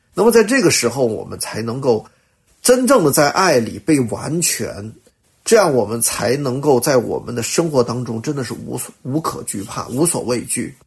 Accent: China; 我们中国人

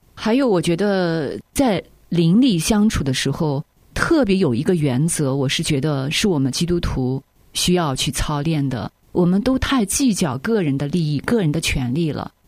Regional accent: China; 我们中国人

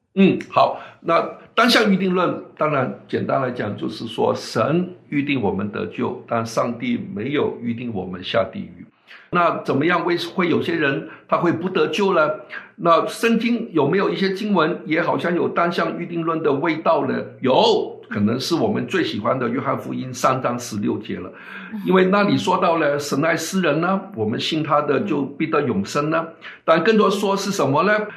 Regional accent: China; 就好像我们中国人一样啊

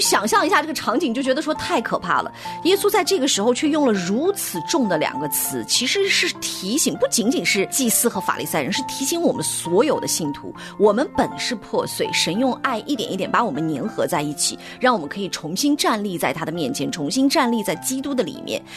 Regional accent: northern China, China; 我的家乡其实是北方的城市，所以是它其实是不太下雨的

